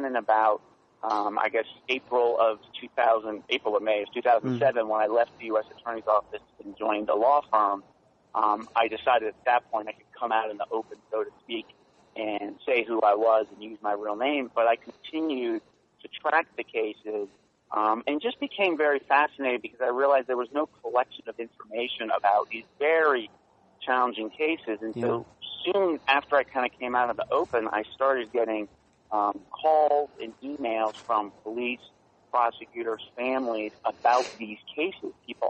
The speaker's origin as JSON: {"language": "English", "region": "New York", "country": "United States", "tie": "born or raised there", "also_born_or_lived": "Washington, D.C.", "moved": "as an adult", "said": "I grew up in New York, right outside the city"}